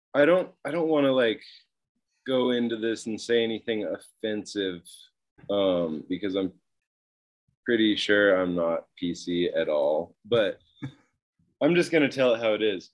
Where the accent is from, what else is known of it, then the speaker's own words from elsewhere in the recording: Mount Shasta, California, United States; also born or lived in Utah / Tahoe; I grew up in Northern California in this town called Mount Shasta.